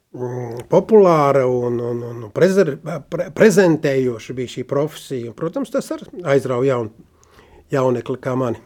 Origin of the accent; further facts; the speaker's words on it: Sigulda, Latvia; also born or lived in Gaujiena; es piedzimu, ka 49. gadā Siguldā